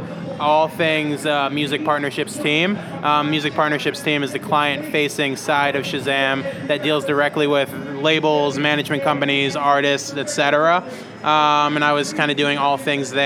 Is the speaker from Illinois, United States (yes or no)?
yes; Chicago, Illinois, United States; moved away as an adult; also born or lived in New York / East Coast; now in Los Angeles, United States; I was born in New York, a little bit raised on the East Coast for 8 years, and then was really raised in Chicago.